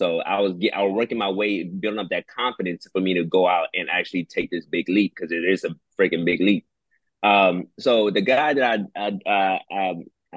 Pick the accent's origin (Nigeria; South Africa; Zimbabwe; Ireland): Nigeria; now in Houston, United States; coming from Nigeria, being born there, you coming to the States